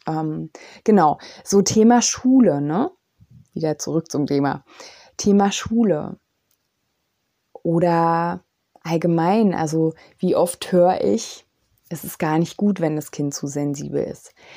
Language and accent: German; East Germany, Germany; ich bin ja aus dem Osten